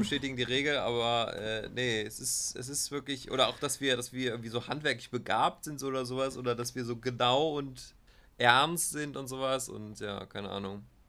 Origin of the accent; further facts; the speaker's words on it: Germany; wo kommst du her? Ja, aus Deutschland